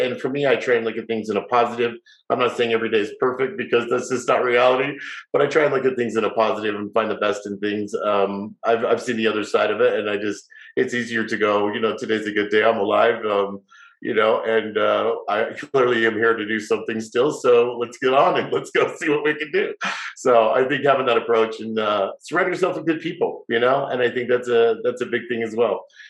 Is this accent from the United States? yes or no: yes; Salt Lake City, Utah, United States; moved away as an adult; also born or lived in Las Vegas; I moved away when I was 18 from Salt Lake, where I grew up